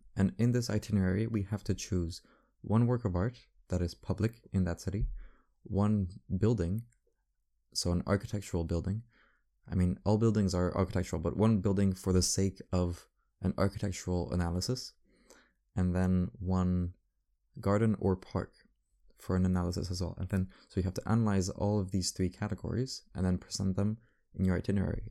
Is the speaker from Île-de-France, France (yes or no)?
yes; Paris, Île-de-France, France; I grew up in Paris. This is, this is my city